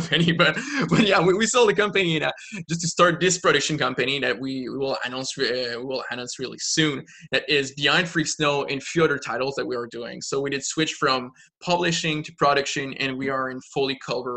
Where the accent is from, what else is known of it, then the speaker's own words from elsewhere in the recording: Quebec, Canada; I'm from Quebec, the French part of Canada.